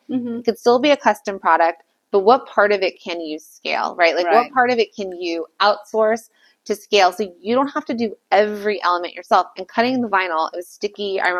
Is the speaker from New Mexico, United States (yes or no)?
no; Calabasas, California, United States; Yeah. I'm from Calabasas.